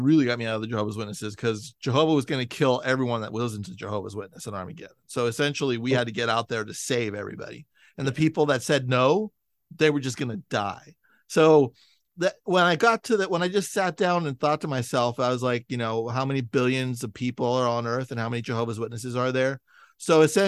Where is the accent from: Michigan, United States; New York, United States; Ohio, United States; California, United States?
California, United States; San Francisco; now in Los Angeles, United States; I grew up in San Francisco. I live in Los Angeles now